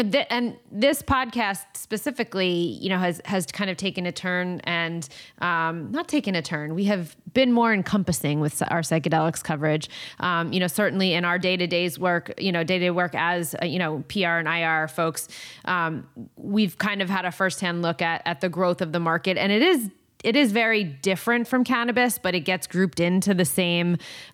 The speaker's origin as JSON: {"language": "English", "region": "New Jersey", "country": "United States", "said": "I'm from New Jersey"}